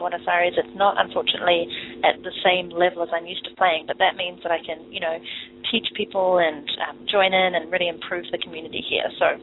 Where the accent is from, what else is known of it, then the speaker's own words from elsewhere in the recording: New Zealand; moved away as an adult; also born or lived in London, England / Vancouver, Canada; I am from New Zealand, but left in 2006 to live in London, England for 2.5 years, and then I moved to Vancouver